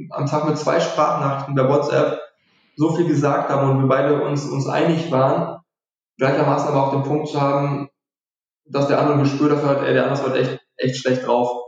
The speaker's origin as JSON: {"language": "German", "region": "North Rhine-Westphalia", "country": "Germany", "said": "wir, wir kommen ja hier aus dem Ruhrgebiet, deswegen sind, liegen uns Fußballbeispiele sehr oft nah."}